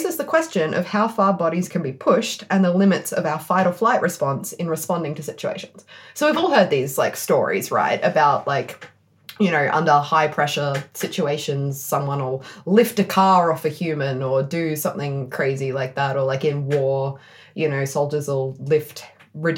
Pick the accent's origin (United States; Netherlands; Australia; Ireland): Australia; Perth, Western Australia; accent: Perth; That's my Perth accent